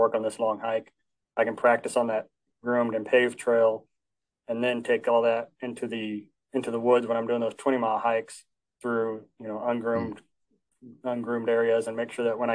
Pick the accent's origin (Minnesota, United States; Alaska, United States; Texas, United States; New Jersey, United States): Alaska, United States; I come from Alaska, so lots of mountains up there